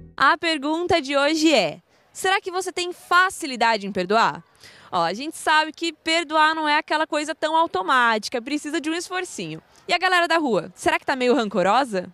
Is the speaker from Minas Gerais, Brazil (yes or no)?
no; coast of São Paulo, Brazil; Eu sou do litoral de São Paulo